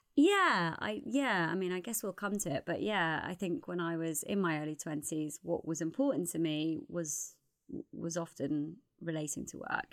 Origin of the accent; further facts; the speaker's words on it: Newcastle upon Tyne, North East England, United Kingdom; accent: Geordie; also born or lived in North London; now in London, United Kingdom; I'm from Newcastle originally